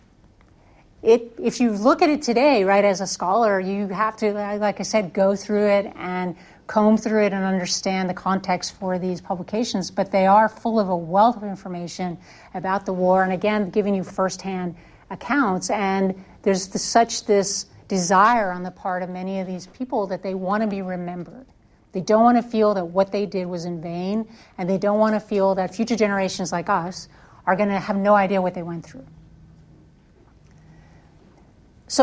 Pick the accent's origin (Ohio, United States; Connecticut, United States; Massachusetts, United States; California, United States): Connecticut, United States; now in Alabama, United States; I grew up in Connecticut, and we always had Memorial Day Parade.